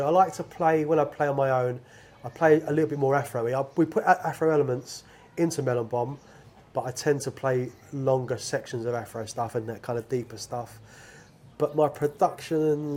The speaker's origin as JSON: {"language": "English", "region": "London", "country": "United Kingdom", "tie": "born or raised there", "moved": "as an adult", "said": "growing up in London"}